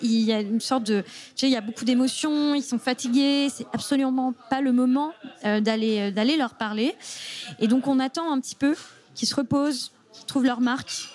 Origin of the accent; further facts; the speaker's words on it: Mediterranean coast, south of France, France; je suis euh, du sud de la France, j'ai grandi au bord de la Méditerranée